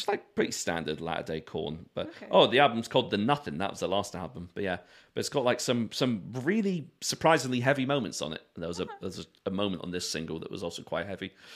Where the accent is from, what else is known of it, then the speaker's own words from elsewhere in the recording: London, United Kingdom; I was born in Brixton